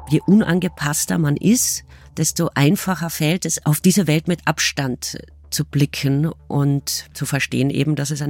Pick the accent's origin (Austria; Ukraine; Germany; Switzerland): Austria; weil, zumindest ist das für mich als Österreicherin so, in den 80er, 90er Jahren entstand die Art Rechtspopulismus